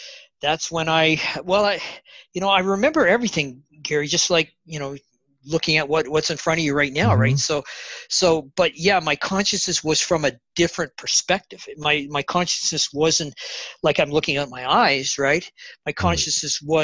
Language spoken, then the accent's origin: English; Canada; also born or lived in Bella Coola, British Columbia; I'm Canadian